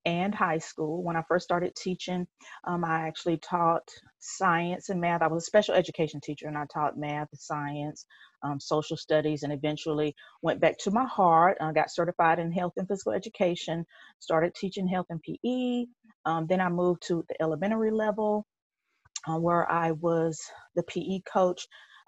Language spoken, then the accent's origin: English; Atlanta, Georgia, United States; I grew up born and raised in Atlanta